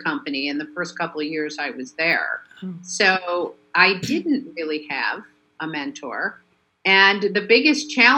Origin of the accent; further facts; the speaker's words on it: Chicago, Illinois, United States; moved away as an adult; now in Los Angeles, United States; I lived in Chicago, I'm from Chicago